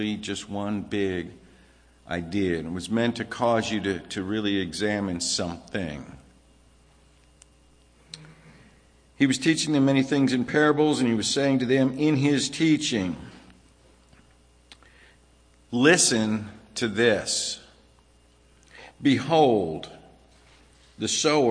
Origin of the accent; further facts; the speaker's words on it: Virginia, United States; also born or lived in Los Angeles, California / New Jersey; now in Pennsylvania, United States; I was born in L.A., grew up in Virginia, lived in New Jersey.